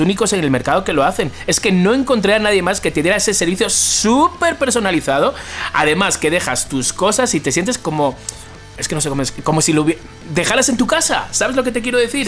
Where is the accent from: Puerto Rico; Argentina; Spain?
Spain; accent: Spanish; moved away; soy español. O sea, quiero decir, no me di cuenta que mi acento es diferente al vuestro